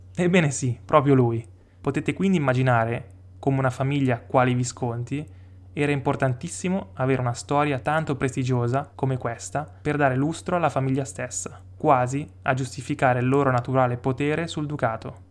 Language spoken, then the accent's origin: Italian; Stresa, Piedmont, Italy; sono nato e cresciuto a Stresa